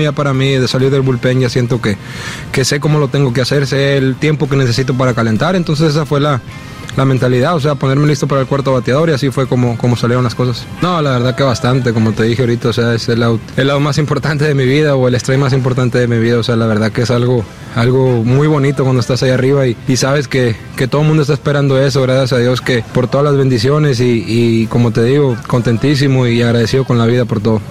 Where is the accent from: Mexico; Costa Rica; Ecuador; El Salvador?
Mexico; orgulloso de mi tierra